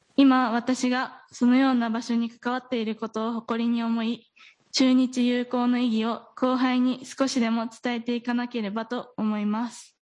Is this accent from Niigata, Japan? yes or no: no; Gifu, Japan; moved away as an adult; also born or lived in Aichi Prefecture; now in Aichi, Japan; 私は岐阜の富田高校出身で